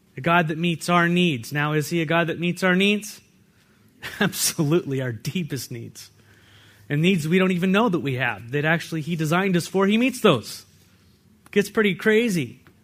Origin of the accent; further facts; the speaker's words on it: California, United States; now in Walla Walla, United States; I come from California